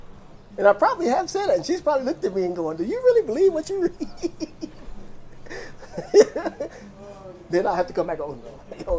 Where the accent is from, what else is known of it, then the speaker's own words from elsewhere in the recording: United States; being an American, because I am